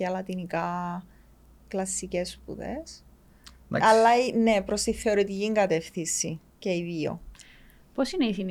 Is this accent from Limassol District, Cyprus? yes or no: no; Nicosia, Nicosia District, Cyprus; Λοιπόν, ναι … είμαι 32 χρονών, κατάγομαι από τη Λευκοσία.